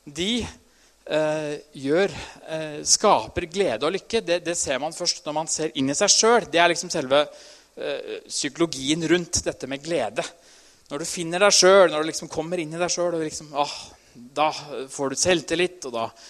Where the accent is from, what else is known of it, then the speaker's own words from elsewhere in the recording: Trysil, Innlandet, Norway; Jeg er jo fra Trysil